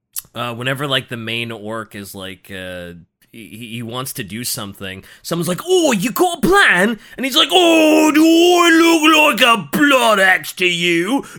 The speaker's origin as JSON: {"language": "English", "country": "United States", "said": "I'm American."}